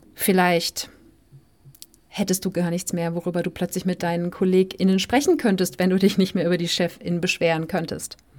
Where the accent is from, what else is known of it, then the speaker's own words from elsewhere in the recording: Germany; moved away as an adult; aus dem Land, wo man aufgewachsen ist